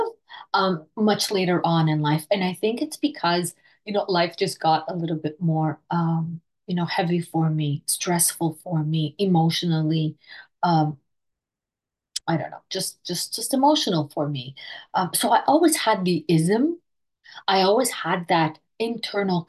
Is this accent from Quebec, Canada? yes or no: yes; Montreal, Quebec, Canada; I am from Montreal, Canada